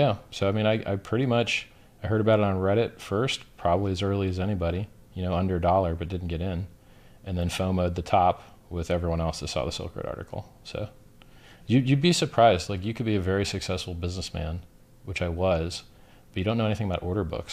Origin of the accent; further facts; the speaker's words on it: Florida, United States; growing up in Florida